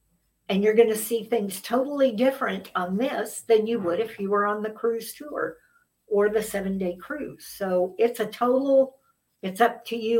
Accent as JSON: {"language": "English", "region": "Kansas", "country": "United States", "said": "I'm from Kansas"}